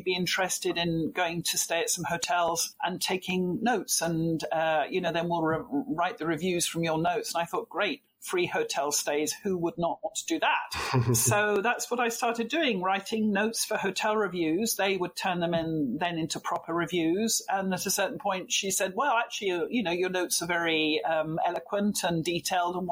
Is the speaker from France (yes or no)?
no; Belfast, Northern Ireland, United Kingdom; moved away as an adult; also born or lived in London; now in Florence, Italy; I was born in London, raised in Belfast because my parents moved there when I was six